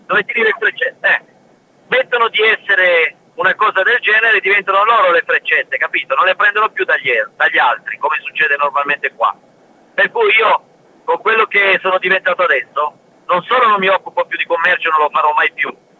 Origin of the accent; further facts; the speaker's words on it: L'Aquila, Abruzzo, Italy; Io sono dell'Aquila, all'Aquila, dentro